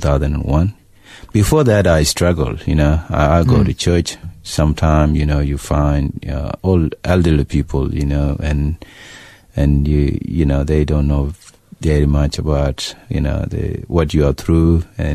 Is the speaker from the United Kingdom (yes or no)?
no; Sudan; you know, it's something that when I was away from Sudan, I didn't know it was happening until I went back and see it.